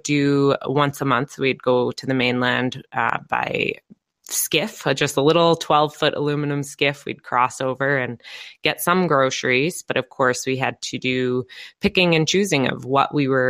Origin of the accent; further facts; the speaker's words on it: Lasqueti Island, British Columbia, Canada; moved away; I grew up on Laskiti Island. It's very off the grid, about maybe 300 people